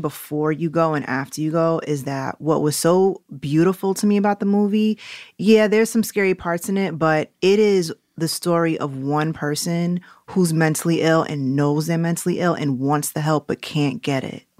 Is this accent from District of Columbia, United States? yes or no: no; New York City, New York, United States; accent: New Yorkness; also born or lived in Jamaica (ancestry); now in Los Angeles, United States; I grew up on 119th Street and Lenox